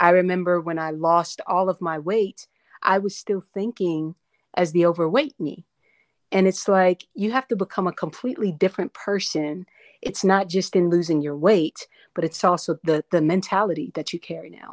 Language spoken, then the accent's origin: English; North Carolina, United States; also born or lived in Paterson, New Jersey; I was born in, uh, New, Paterson, New Jersey, uh, and then I was raised in North Carolina